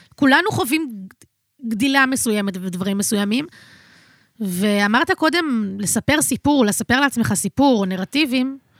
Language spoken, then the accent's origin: Hebrew; Tel Aviv, Tel Aviv District, Israel; אני נולדתי בתל אביב